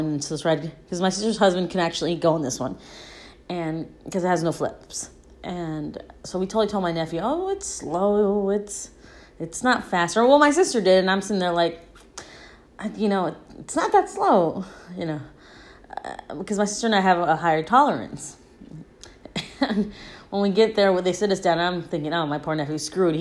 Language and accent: English; California, United States; I grew up by Disneyland and Knott's Berry Farm because I grew up in California